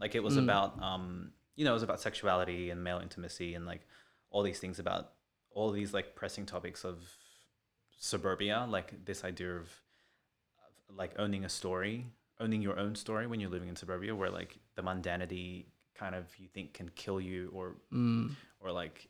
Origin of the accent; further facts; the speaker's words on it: Philippines; Fucking hate being Filipino.